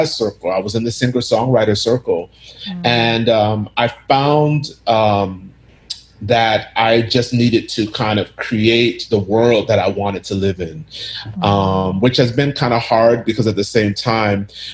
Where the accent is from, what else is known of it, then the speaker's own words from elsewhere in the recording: United States; I grew up in the States. I never lived in Ghana, but I do go back quite often.